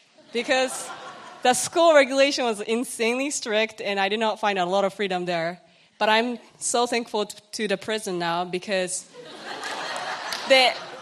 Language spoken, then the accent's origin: English; Kochi, Japan; English is a second language; moved away as an adult; now in Washington, United States; I was born and raised in Kochi, Japan